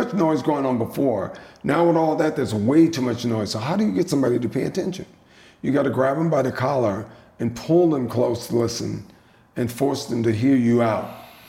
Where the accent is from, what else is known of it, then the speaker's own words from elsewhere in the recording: the South, United States; So growing up in the South, eating the best